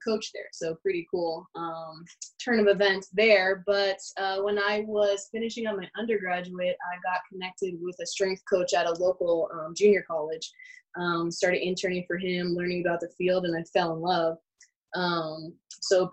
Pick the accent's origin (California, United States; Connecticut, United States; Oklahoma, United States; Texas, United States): California, United States; Los Angeles; moved away; Born and raised in Los Angeles